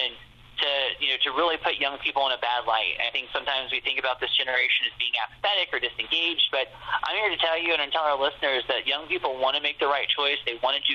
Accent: Springfield, Ohio, United States; moved away as an adult; I'm originally from Springfield and grew up in Ohio

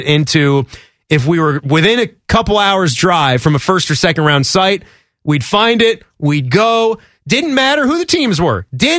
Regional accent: Virginia, United States; now in Columbus, United States; where we grew up in Virginia

